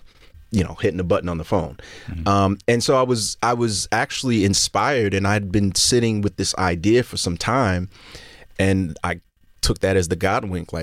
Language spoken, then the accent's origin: English; Brooklyn, New York, United States; I was an only child growing up in Brooklyn